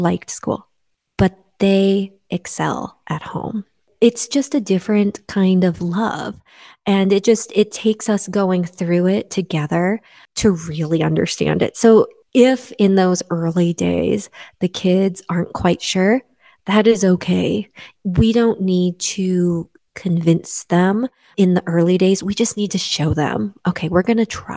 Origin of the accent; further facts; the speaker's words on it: Midwest, United States; now in West Coast, United States; I grew up in the Midwest and now I live on the West Coast